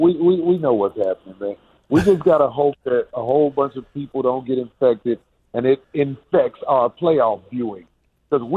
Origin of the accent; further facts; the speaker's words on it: Chicago, Illinois, United States; now in California, United States; I'm from Robert Taylor Homes